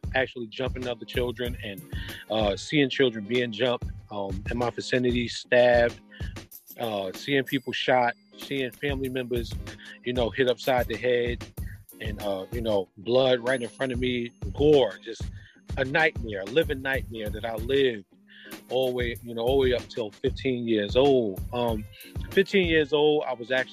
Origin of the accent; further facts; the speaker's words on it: Jersey City, New Jersey, United States; I grew up in Jersey City, New Jersey.